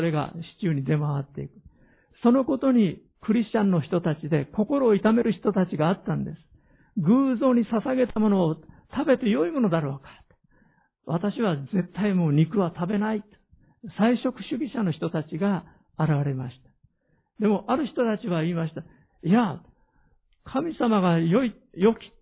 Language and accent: Japanese; Hiroshima, Japan; 私の生まれ育った広島の田舎の家